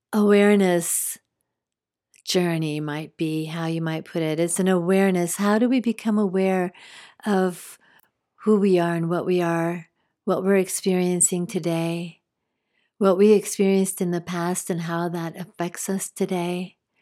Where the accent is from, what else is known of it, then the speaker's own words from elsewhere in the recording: New Mexico, United States; moved away; also born or lived in Spain; I grew up in New Mexico, part of my growing up.